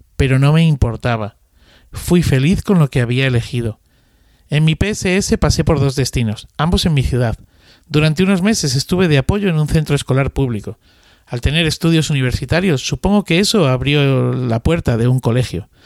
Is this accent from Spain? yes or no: yes; Madrid, Community of Madrid, Spain; los familiares de mi pueblo que venían a hacer la milia a Madrid se alojaban en mi casa